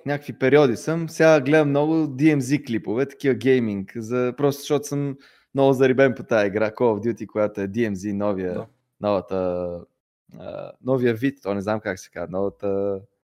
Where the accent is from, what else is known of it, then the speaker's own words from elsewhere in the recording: Pleven, Pleven Province, Bulgaria; moved away as an adult; now in Sofia, Bulgaria; аз съм от Плевен, родом